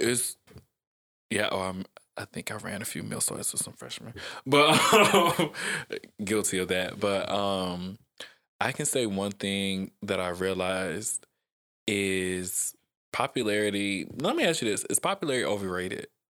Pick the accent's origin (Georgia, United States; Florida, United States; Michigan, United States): Georgia, United States; South; also born or lived in Atlanta, Georgia; I grew up in South Georgia